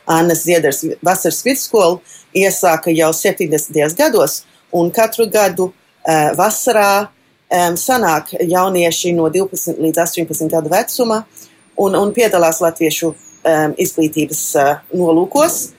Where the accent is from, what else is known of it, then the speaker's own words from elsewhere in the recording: Melbourne, Victoria, Australia; Austrālijas jauniešu kora koordinātore. Dzimu Melburnā, Trešā no četrām meitām, mani trīs dēli, viens dzīvo Latvijā